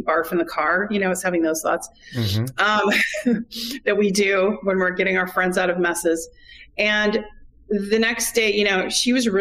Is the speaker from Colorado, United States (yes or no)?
no; California, United States; moved away as an adult; Being a Californian